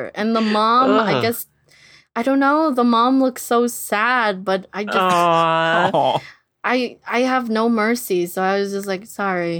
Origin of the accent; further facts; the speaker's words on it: California, United States; And I'm like, nope, I've lived in the Valley since I was 3 years old.